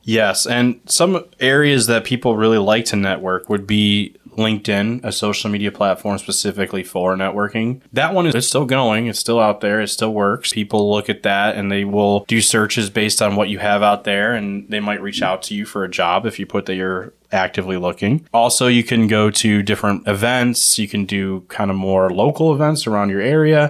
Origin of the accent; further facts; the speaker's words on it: Ohio, United States; in Ohio, where normal people live, we pronounce it as pop